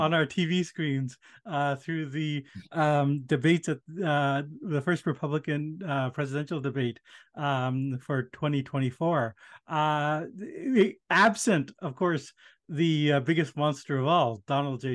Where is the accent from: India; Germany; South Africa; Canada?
India; moved away; I was born in India